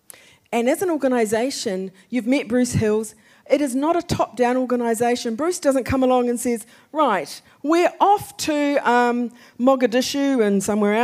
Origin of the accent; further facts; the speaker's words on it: New Zealand; moved away; We have three children. We are from New Zealand